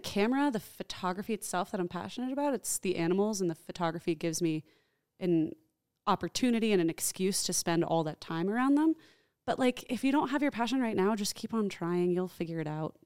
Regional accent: New Jersey, United States; I grew up in New Jersey

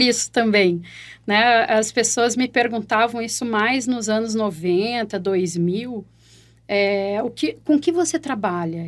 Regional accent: Porto Alegre, Rio Grande do Sul, Brazil; accent: gaúcho; eu estou falando de Porto Alegre, sou gaúcha

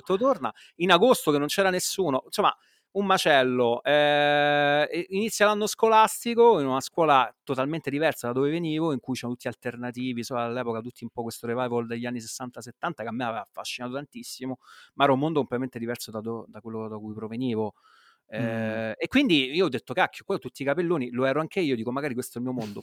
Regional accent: Rome, Lazio, Italy; come si dice a Roma, se capisce che sono di Roma

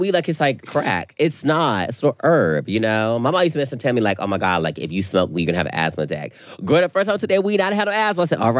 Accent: North Carolina, United States; I'm from North Carolina.

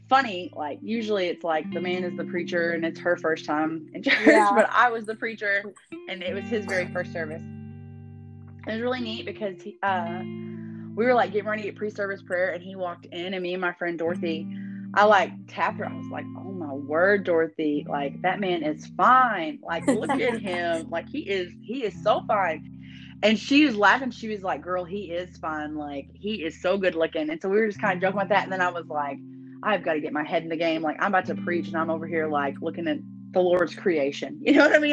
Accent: Houston area, near Cleveland, Texas, United States; I'm from a town called Badson. I was like, it's kind of like close to Cleveland

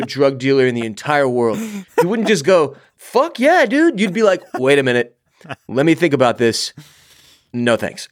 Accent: United States; as an American

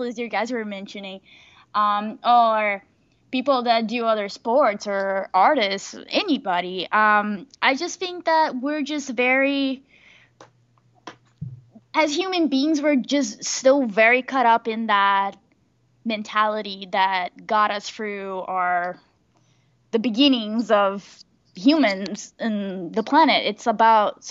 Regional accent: Brazil; now in United States; I'm from Brazil

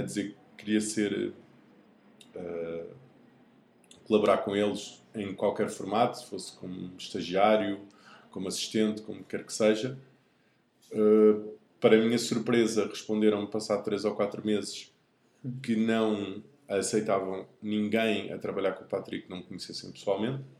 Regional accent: Lisbon, Portugal; sou aqui de Lisboa

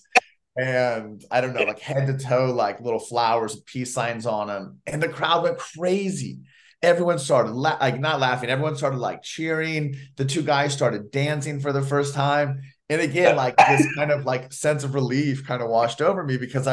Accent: Orlando, Florida, United States; I grew up in Orlando, Florida

